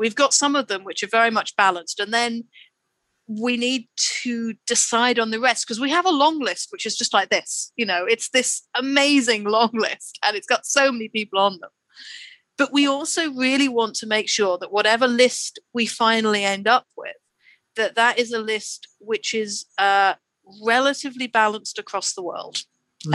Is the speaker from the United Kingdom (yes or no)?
yes; United Kingdom; so we are from the UK, you know, we're all British